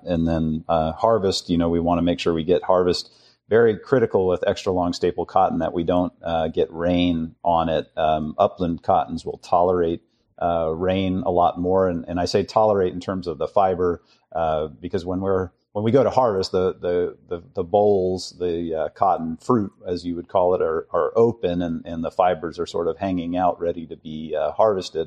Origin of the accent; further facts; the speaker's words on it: San Francisco, California, United States; I was raised in San Francisco